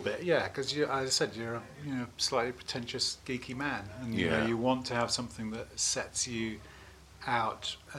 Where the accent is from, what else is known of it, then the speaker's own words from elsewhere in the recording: Bristol, South West England, United Kingdom; moved away as an adult; also born or lived in Oxford; I was born in Oxford, but grew up in Bristol. So I spent most of my time in Bristol